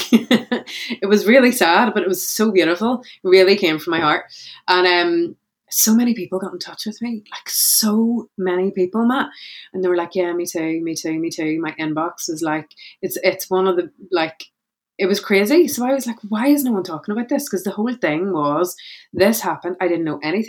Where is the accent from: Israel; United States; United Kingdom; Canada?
United Kingdom; Belfast, Northern Ireland; I'm a speaker from Belfast in Northern Ireland